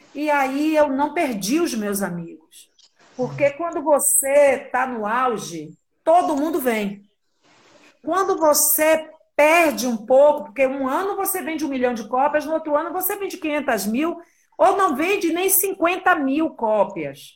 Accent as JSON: {"language": "Portuguese", "town": "Salvador", "region": "Bahia", "country": "Brazil", "tie": "born or raised there", "said": "eu amo a minha terra, a Bahia"}